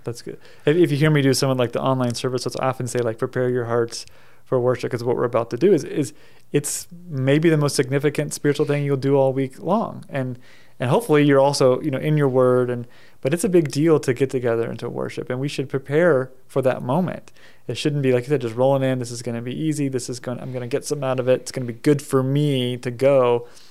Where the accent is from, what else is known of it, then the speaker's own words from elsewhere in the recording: United States; my own experience growing up in America